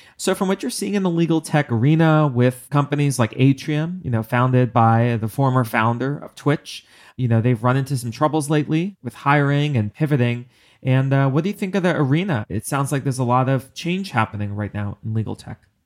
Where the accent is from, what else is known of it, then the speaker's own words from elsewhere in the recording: New York, United States; I'm a New Yorker